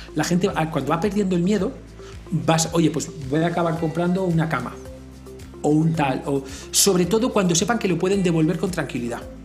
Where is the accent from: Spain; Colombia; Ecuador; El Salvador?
Spain; now in Mexico; yo que vengo de España, España es un país que esto lo ha sufrido